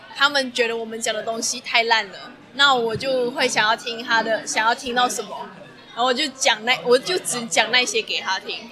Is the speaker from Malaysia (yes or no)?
yes; Malaysia; now in Taiwan; 作为一个马来西亚人